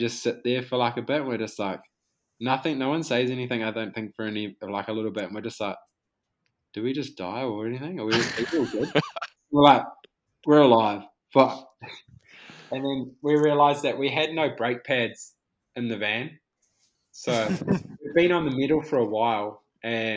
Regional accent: Whanganui, Manawatū-Whanganui, New Zealand; we grew up racing in Whanganui

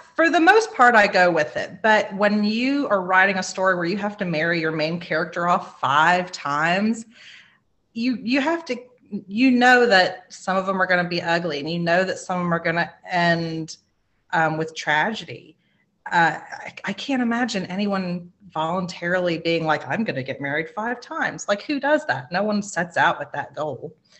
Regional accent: South Carolina, United States; I'm a Southerner. I am um, in South Carolina. My family has been in South Carolina since 1640

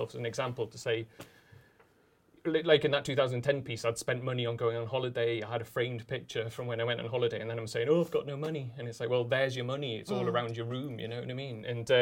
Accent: Newcastle upon Tyne, North East England, United Kingdom; moved away as an adult; also born or lived in London; I'm the Northern guy, I'm the guy from Newcastle

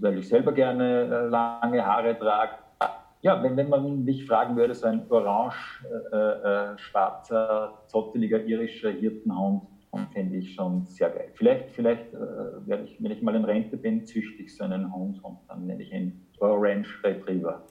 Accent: Linz, Upper Austria, Austria; moved away as an adult; now in Germany; meine Heimatstadt

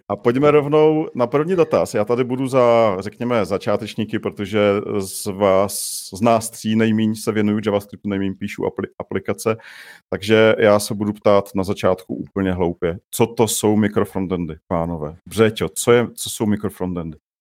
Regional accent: Czechia; now in Prague, Czech Republic; jsem musel přestat říkat, že jsem z Mělíčova

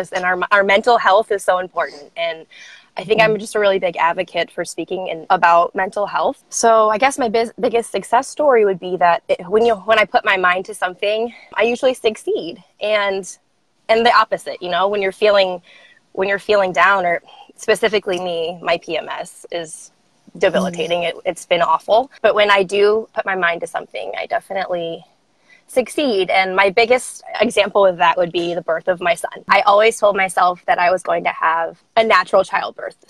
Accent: St. Louis, Missouri, United States; I am from St. Louis. Yeah. I've been here my whole life

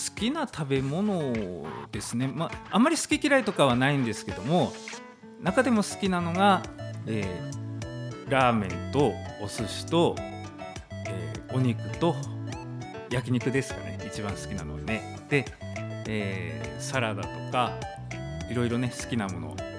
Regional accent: Tomakomai, Hokkaido, Japan; 苫小牧生まれ、苫小牧育ちです

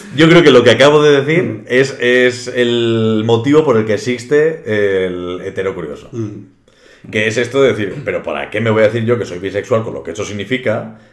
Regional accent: Reinosa, Cantabria, Spain; he nacido aquí en, mi pueblo, en Reynosa

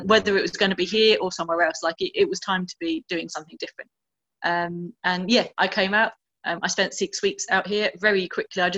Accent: Essex, East of England, United Kingdom; moved away as an adult; also born or lived in Birmingham / Canterbury; now in Mozambique; I'm a Brummie born. Grew up in Essex and then spent most of my adult life in Canterbury

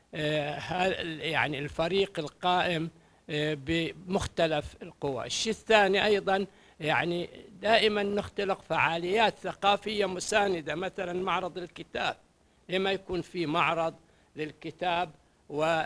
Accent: Qatif, Eastern Province, Saudi Arabia; احنا كابناء مجتمع القطيف

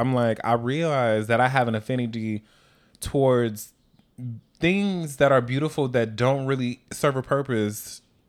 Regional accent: Milwaukee, Wisconsin, United States; now in New York City, United States; I'm from Milwaukee, Wisconsin.

